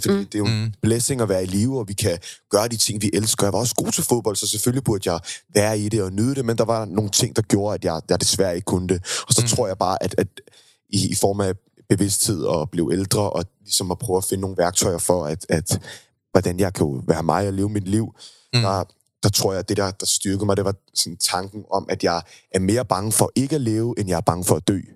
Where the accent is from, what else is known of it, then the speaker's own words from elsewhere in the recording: Køge, Zealand, Denmark; jeg er født og opvokset i Køge